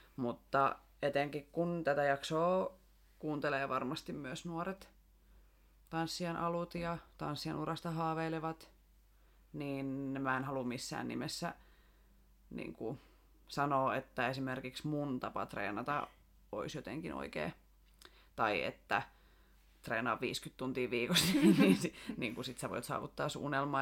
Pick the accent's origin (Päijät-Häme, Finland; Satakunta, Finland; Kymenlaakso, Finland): Satakunta, Finland; Rauma; also born or lived in Tampere; now in Turku, Finland; lapsuudesta Raumalta.